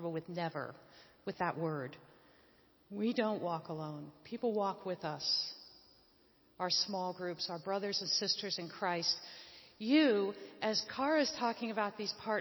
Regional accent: Northeast, United States; moved away; also born or lived in Afghanistan; I also came out of the Northeast

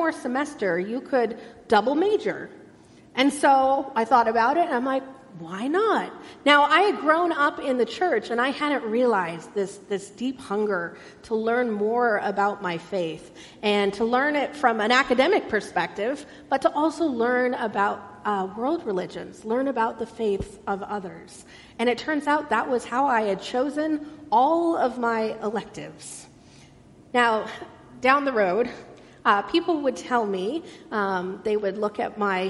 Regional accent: Irvine, California, United States; I grew up in Irvine, a beautiful, planned and designed city

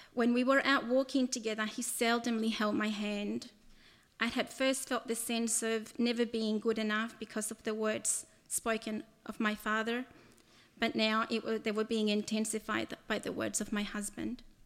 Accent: El Salvador; moved away; I was born in El Salvador and lived there during the first part of my childhood

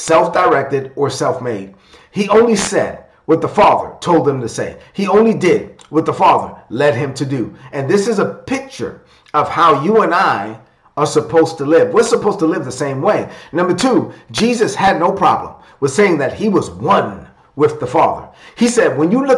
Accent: New York City, New York, United States; I was raised in East New York, Brooklyn. I'm of Dominican and a child of immigrants from the Dominican Republic. So I'm a Dominican kid from Brooklyn.

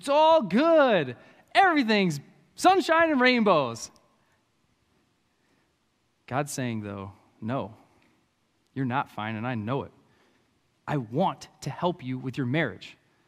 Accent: Anoka, Minnesota, United States; I'm from Anoka. I'm a country kid, okay? I like my country.

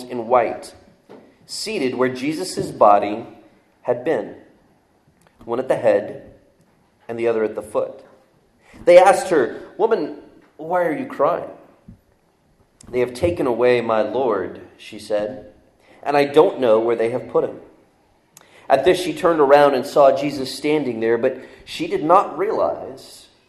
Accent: the South, United States; accent: Southern; I'm from the South, so we talk a little different down where I'm from

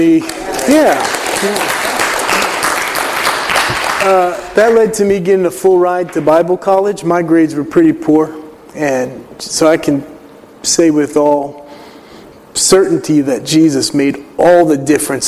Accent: Willimantic, Connecticut, United States; I'm originally from Willimantic, Connecticut

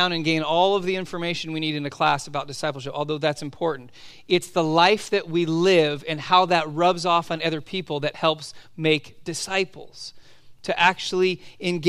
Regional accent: Southern California, United States; moved away as an adult; also born or lived in Oregon; growing up in Southern California

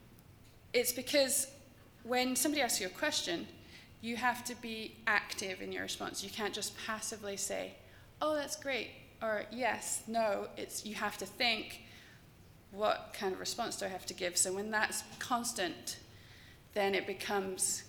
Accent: England, United Kingdom; I'm English

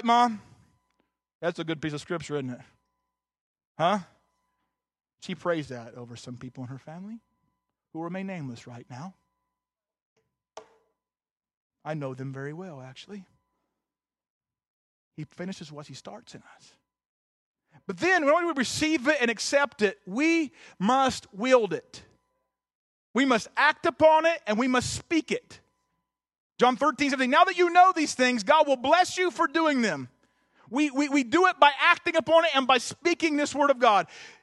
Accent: Southern Ohio, United States; I'm from Southern Ohio

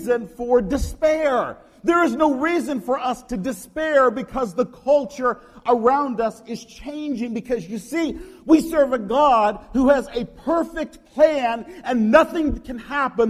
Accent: United States; as American Christians

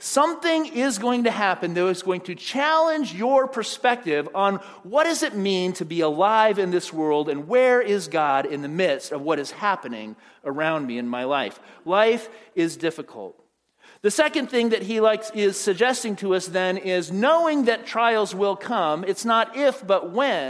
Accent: Phoenix, Arizona, United States; moved away as an adult; also born or lived in Pasadena, California; I was living at home in Phoenix with my parents and moved out to go to school at Fuller Seminary in Pasadena

